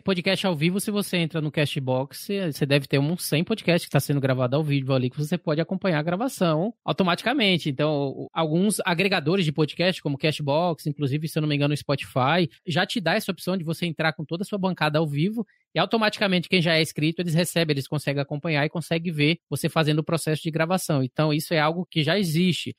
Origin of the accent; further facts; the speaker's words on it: Bahia, Brazil; eu sou baiano, né, Bahia e tal, então onde eu nasci e cresci